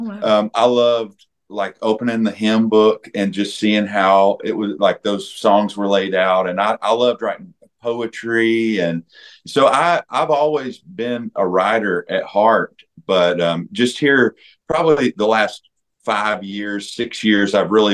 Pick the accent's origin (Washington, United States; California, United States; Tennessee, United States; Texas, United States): Tennessee, United States; Nashville; I was raised in Nashville, Tennessee